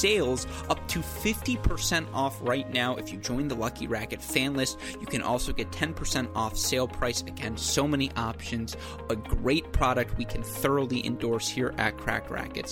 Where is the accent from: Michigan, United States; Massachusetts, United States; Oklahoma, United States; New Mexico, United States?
Michigan, United States; Franklin; moved away; also born or lived in Washington, D.C.; my hometown of Franklin, Michigan.